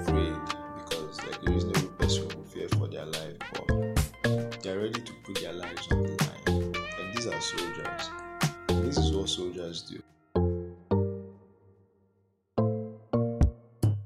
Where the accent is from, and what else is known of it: Nigeria